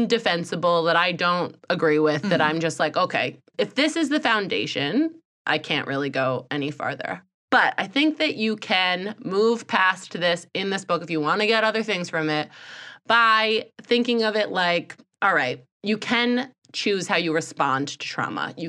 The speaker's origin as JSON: {"language": "English", "country": "United States", "said": "I'm from America."}